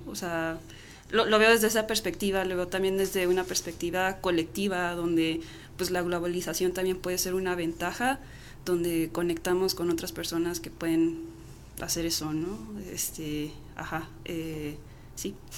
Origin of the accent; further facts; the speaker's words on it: Chihuahua, Mexico; moved away; also born or lived in United States; yo crecí en Chihuahua Capital, pues eh, en los noventas me llevaron a nacer al otro lado